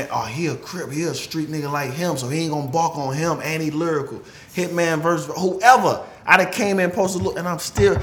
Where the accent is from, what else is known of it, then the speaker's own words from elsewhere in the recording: St. Louis, Missouri, United States; I'm from St. Louis